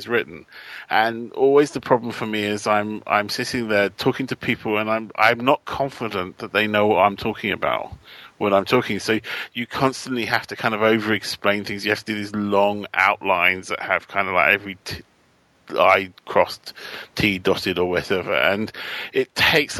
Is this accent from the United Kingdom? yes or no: yes; United Kingdom; as a British writer